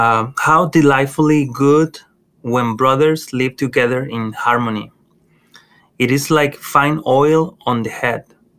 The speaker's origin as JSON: {"language": "English", "town": "Monterrey", "region": "Nuevo León", "country": "Mexico", "tie": "born or raised there", "moved": "as an adult", "lives_now": "United States", "said": "I grew up in Mexico, as you know, mm-hmm. in Monterrey, Mexico. Mm. I grew up with my grandparents, and my mom was there as well"}